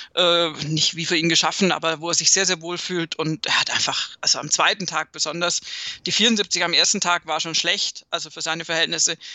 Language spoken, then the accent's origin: German; Southern Germany, Germany; bei uns in Süddeutschland